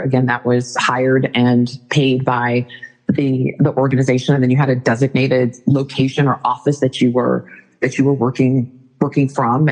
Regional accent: Northern California, United States; moved away as an adult; also born or lived in Arizona; I was born in Arizona really grew up in Northern California

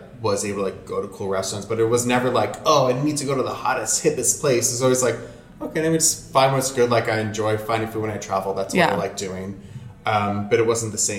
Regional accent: Westchester, New York, United States; also born or lived in Brooklyn, New York; I was born in Brooklyn and I grew up in Westchester, but so from 0 to 6 I was in Brooklyn

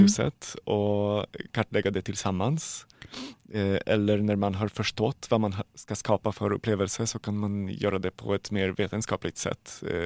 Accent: Poland; Swedish is a second language; moved away as an adult; now in Sweden; jag kommer från Polen

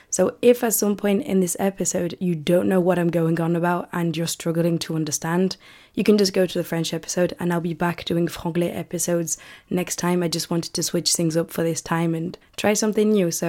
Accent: United Kingdom; accent: British; I really don't want to lose the British accent

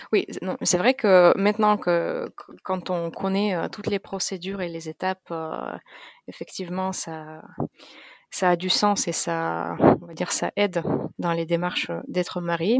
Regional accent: Russia; moved away as an adult; now in France; Je suis d'origine russe. Je suis née en Russie

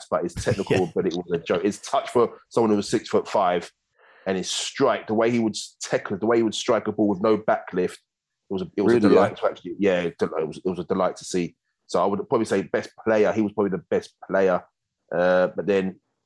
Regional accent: London, United Kingdom; moved away as an adult; now in Australia; I'm from London

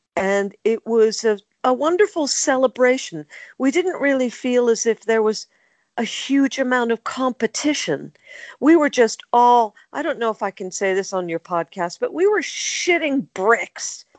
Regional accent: United States; accent: American; moved away as an adult; now in United Kingdom; As you can tell by my accent, I'm American. Even though I'd lived in the UK since 1976

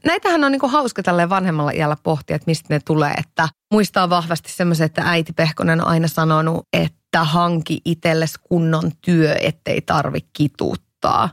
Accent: Iisalmi, North Savo, Finland; moved away as an adult; Mä oon siis kotosin Iisalmesta

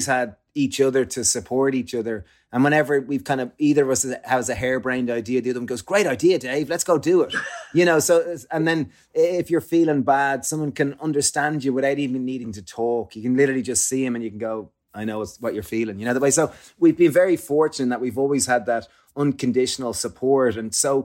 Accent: Ireland; growing up in Ireland

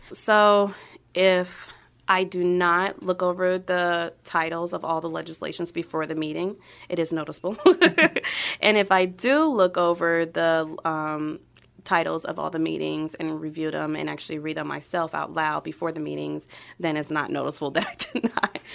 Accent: New York City, New York, United States; also born or lived in Queens, New York / Florida / Ohio; now in Brunswick, Ohio, United States; I was born in Queens, um, spent majority of my childhood in Brooklyn, and then moved from New York to Florida.

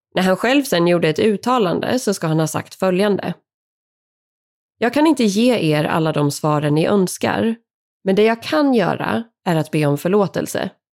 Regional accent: Sweden; här hemma i Sverige

